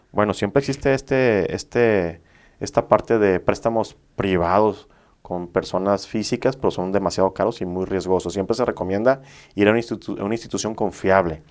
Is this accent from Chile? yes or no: no; Villahermosa, Tabasco, Mexico; moved away as an adult; now in Monterrey, Mexico; Yo soy originario de Villahermosa, Tabasco